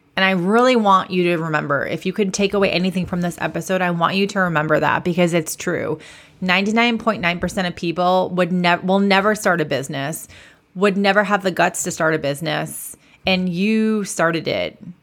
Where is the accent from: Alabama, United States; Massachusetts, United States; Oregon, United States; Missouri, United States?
Massachusetts, United States; I'm from Massachusetts. I am a proud masshole, as we like to call ourselves.